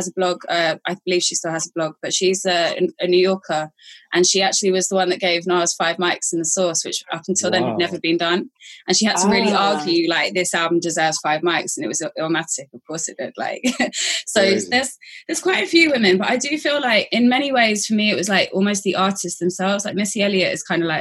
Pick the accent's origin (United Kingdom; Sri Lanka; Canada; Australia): United Kingdom; London; accent: Cockney; also born or lived in Islington / Hornsey; I'm a Cockney because I was born within the sound of the Bow Bells. I was born in Homerton Hospital, East London